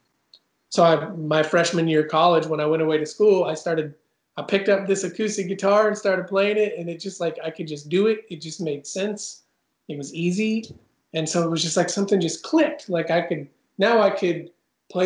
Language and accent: English; Oregon, United States; moved away as an adult; also born or lived in Idaho; now in Nashville, United States; I'm from Oregon. Yeah, born and raised in Oregon